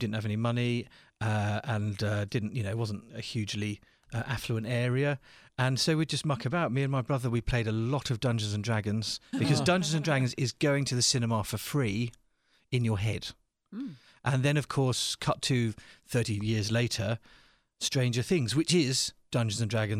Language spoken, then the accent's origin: English; St Albans, East of England, United Kingdom; I grew up in a little town called St. Albans, which to people in England means nothing, but to people from the rest of the world is 2,000 years old